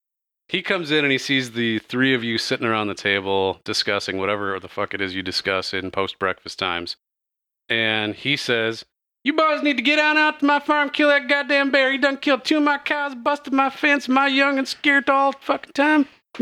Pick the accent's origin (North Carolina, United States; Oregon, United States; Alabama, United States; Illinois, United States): Oregon, United States; That sounds like a hillbilly. I'm from Oregon.